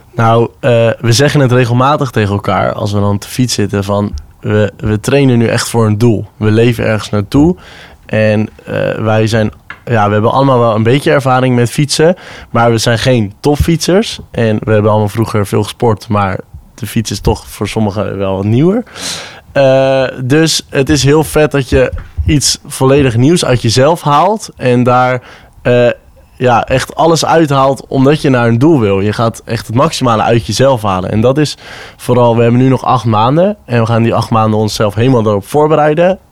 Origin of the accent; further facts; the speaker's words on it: Netherlands; als Nederlanders